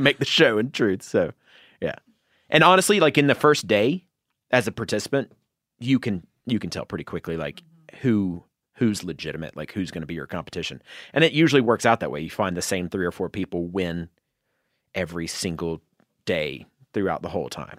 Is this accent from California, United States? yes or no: no; North Georgia, United States; in North Georgia, like the mountains in North Georgia